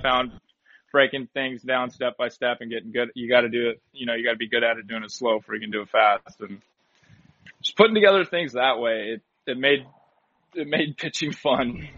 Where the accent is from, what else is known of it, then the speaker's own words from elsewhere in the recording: Turlock, California, United States; growing up in Turlock